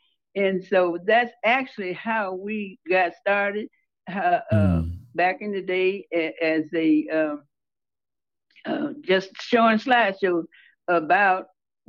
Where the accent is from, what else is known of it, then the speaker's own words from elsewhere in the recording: Holly Springs, Mississippi, United States; moved away; also born or lived in Chicago; I was born and reared in Holly Springs.